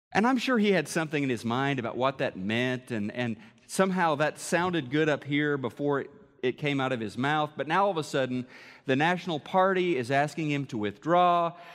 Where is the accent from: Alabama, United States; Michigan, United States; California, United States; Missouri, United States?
Missouri, United States; moved away; Missouri, my home state